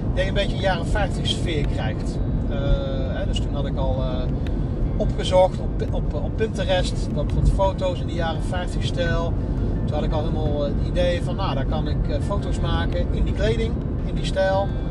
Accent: North Brabant, Netherlands; also born or lived in Bennekom; ik ben een Brabander

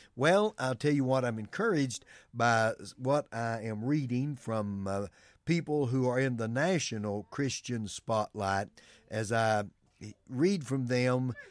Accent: United States; we as American citizens

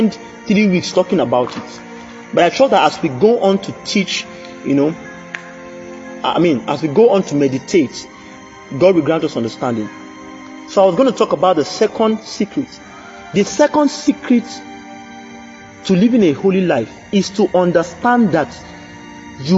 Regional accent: Oye-Ekiti, Ekiti, Nigeria; I'm from Oye Ekiti

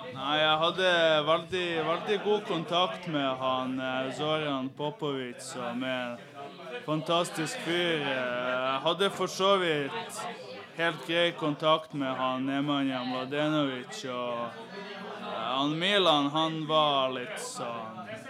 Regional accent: Serbia; moved away; når jeg var hjemme i Serbia

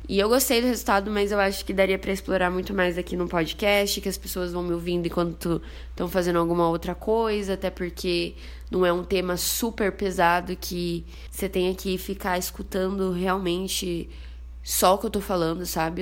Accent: Bauru, São Paulo, Brazil; moved away as an adult; now in São Paulo, Brazil; Sou de Bauru, uma cidade do interior de São Paulo, vulga cidade sem limites

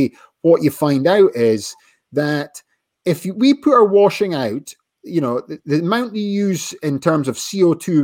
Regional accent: Scotland, United Kingdom; I'm Scottish.

